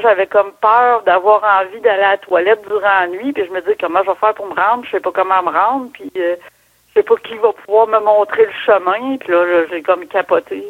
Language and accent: French; Port-Cartier, Quebec, Canada; je suis née euh, à Port-Cartier, sur la côte nord